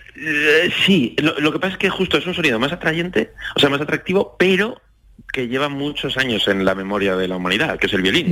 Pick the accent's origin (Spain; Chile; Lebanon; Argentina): Spain; Zaragoza, Aragon; moved away as an adult; also born or lived in Madrid